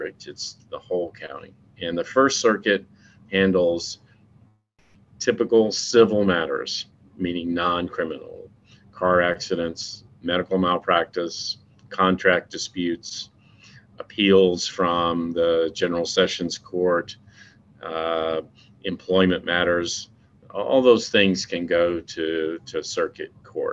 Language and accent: English; Nashville, Tennessee, United States; also born or lived in Latin America; I grew up here in Nashville